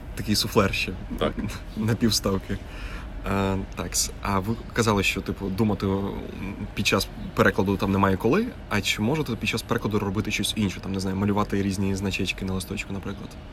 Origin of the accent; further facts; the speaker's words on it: Horodok, Khmelnytskyi Oblast, Ukraine; місто Городо Хмельницької області, звідки я родом.